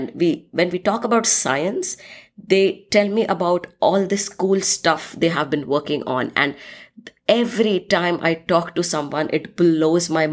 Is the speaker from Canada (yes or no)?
no; India; moved away as an adult; also born or lived in Scotland; now in United States; I'm originally from India and currently living in the United States for the past 7